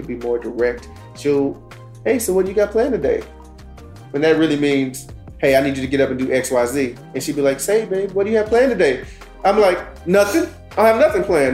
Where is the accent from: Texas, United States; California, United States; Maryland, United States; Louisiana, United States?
Texas, United States; Dallas; I'm from South Oak Cliff